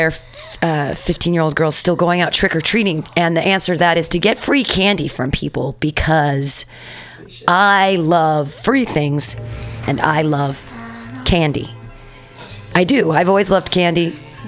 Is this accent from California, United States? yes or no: yes; Danville, California, United States; now in San Francisco, United States; I was as a child growing up in Danville